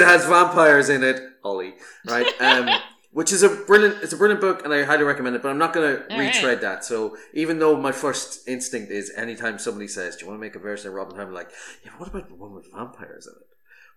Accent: Ireland; as an Irish person

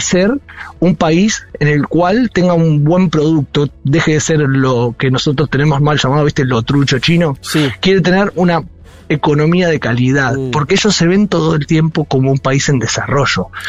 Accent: Saladillo, Buenos Aires Province, Argentina; moved away; mi pueblo también, yo soy de Saladillo

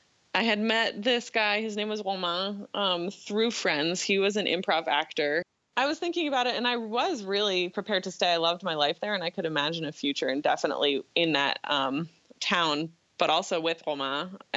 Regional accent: Newton, Massachusetts, United States; moved away as an adult; also born or lived in Brunswick, Maine / Paris, France / Denmark; I grew up in Newton, Massachusetts.

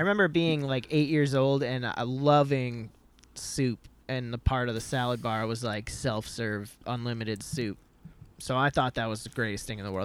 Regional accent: Midwest, United States; grew up in the Midwest

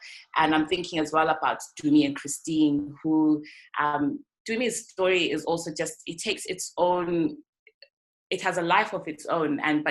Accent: Zimbabwe; moved away; we're coming from Zimbabwe

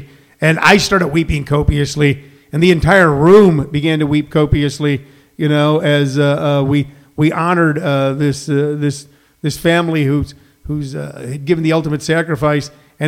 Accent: St. Louis, Missouri, United States; also born or lived in Los Angeles, California; now in Arizona, United States; I grew up in St. Louis.

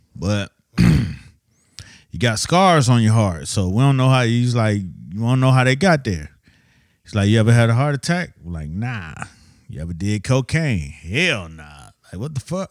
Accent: Miami, Florida, United States; moved away; I'm from Miami, so you know what I'm saying? You know, I didn't have fall and winter

